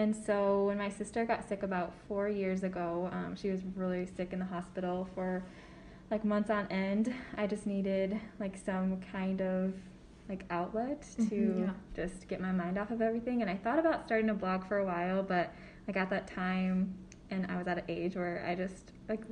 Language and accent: English; Sioux Falls, South Dakota, United States; I grew up in Sioux Falls, South Dakota